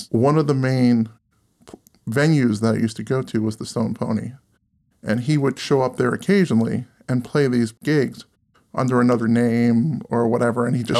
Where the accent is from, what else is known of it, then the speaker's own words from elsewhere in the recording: Freehold, New Jersey, United States; It's about a guy who grew up in my hometown of Freehold, New Jersey, who went to my high school, Freehold Borough High School.